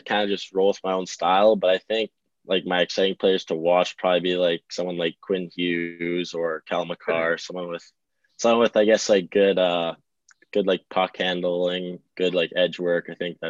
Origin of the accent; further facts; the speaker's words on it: White Rock, British Columbia, Canada; No, I'm from White Rock.